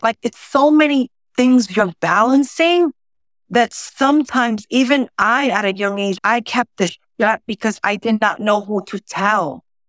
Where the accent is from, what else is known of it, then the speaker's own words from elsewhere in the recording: New York City, New York, United States; first language Spanish; English is a second language; I'm originally from the South Bronx